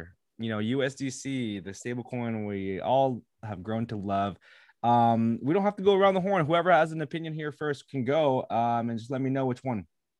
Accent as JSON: {"language": "English", "country": "Philippines", "said": "I'm Filipino as well."}